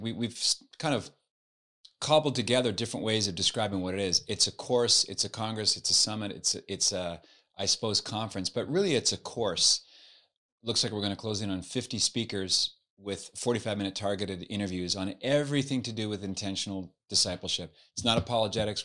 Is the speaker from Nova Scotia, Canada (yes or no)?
yes; Halifax, Nova Scotia, Canada; now in United States; I was, uh, born and raised in Halifax, Nova Scotia on the East Coast